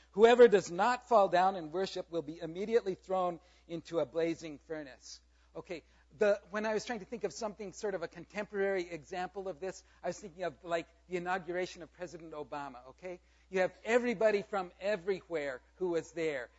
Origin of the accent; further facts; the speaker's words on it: South Korea; moved away; I grew up in Korea. I am very proud of my heritage. I was born there.